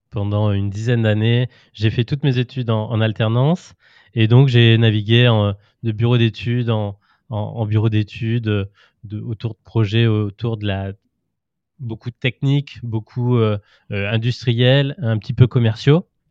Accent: Auvergne-Rhône-Alpes, France; moved away as an adult; now in Brittany, France; moi je suis auvergnat d'origine

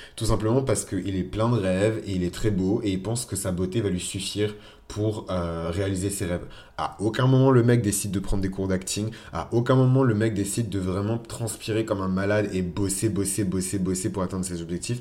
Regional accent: France; also born or lived in Benin; je suis français. Voilà. je suis franco-béninois

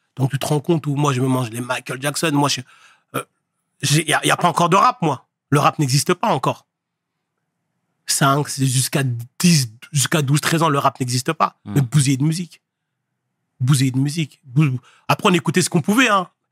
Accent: Le Havre, Normandy, France; moved away as an adult; also born or lived in Paris; je viens du Havre. Havre, j'ai grandi au Havre

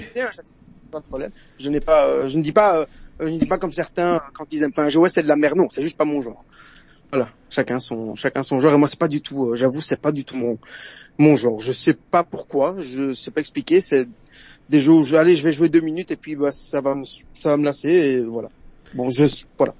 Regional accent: Brussels, Brussels-Capital Region, Belgium; accent: Belgian; Alors moi, je suis de Bruxelles, en Belgique.

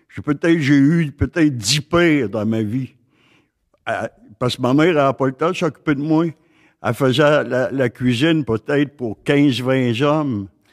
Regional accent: Gaspésie, Quebec, Canada; moved away; also born or lived in Côte-Nord; je suis natif de la Gaspésie

